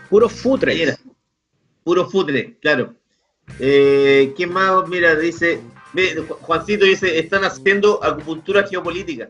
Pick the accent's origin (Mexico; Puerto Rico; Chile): Chile; yo soy chileno